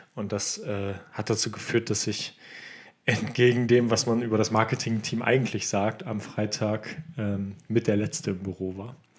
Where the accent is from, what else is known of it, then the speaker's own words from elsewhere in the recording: Germany; als Deutscher